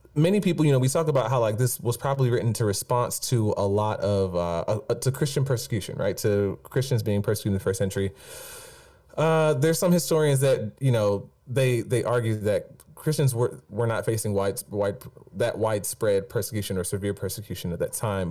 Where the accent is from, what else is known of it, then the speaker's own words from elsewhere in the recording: Stone Mountain, Georgia, United States; I grew up in Stone Mountain, Georgia